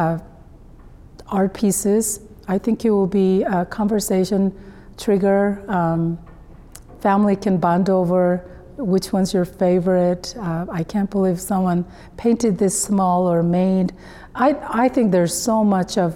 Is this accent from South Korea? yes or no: yes; South Korea; moved away; my home country, South Korea